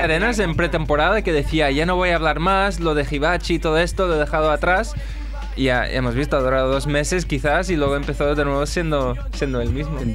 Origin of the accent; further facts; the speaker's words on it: United States; Como persona americana